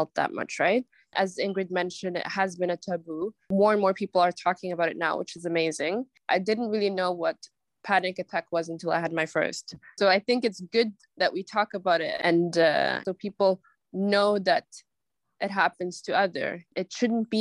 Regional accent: Norway; We were raised in the Norwegian school system

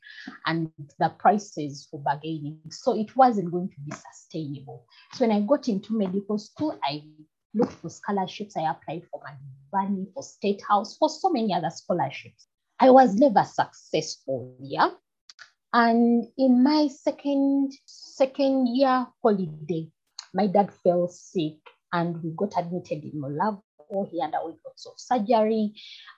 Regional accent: Gomba, Central Region, Uganda; also born or lived in Mbarara; we come from Gomba

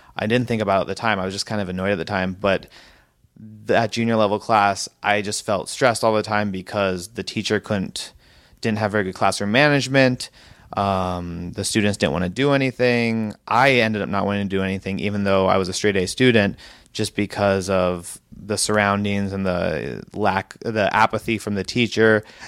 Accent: Hillsboro, Oregon, United States; I'm from Hillsborough, Oregon

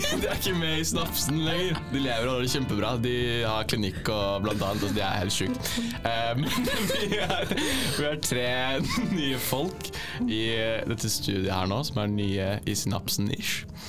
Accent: Drangedal, Telemark, Norway; moved away; så kommer jeg fra Drangedal, som er en sånn liten, liten drittbygd i Telemark.

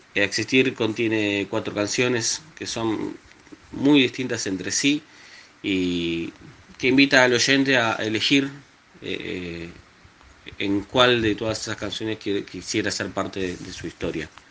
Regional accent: Argentina; Nací en la Argentina, actualmente resido en Ituzaingó, en la provincia de Buenos Aires.

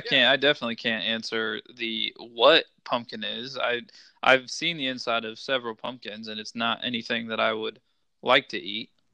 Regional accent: Midwest, United States; I'm from the Midwest

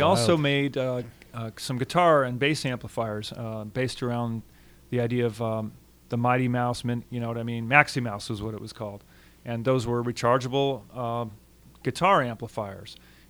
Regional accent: Albuquerque, New Mexico, United States; also born or lived in Tucson, Arizona; made in Albuquerque, New Mexico. Hey, that's my hometown.

